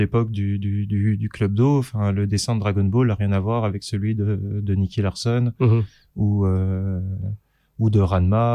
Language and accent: French; Saint-Claude, Bourgogne-Franche-Comté, France; dans la ville où j'habitais, où j'ai grandi, dans le Jura, à Saint-Claude.